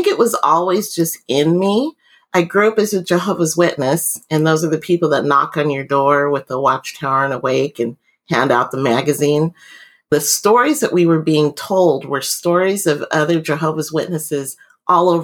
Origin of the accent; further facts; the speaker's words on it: Vancouver, Washington, United States; moved away as an adult; also born or lived in Anchorage, Alaska / Mobile, Alabama / United Kingdom; I grew up in Vancouver, Washington, which is really close to Portland, Oregon.